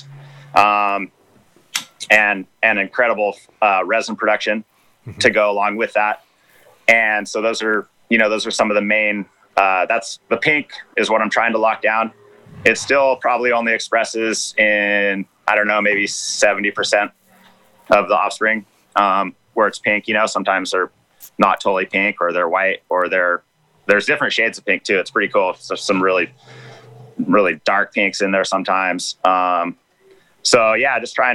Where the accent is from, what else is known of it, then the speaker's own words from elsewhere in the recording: Rogue River, Oregon, United States; I guided on the Rogue River for years, almost 20 years, actually. That's my backyard. I grew up on the Rogue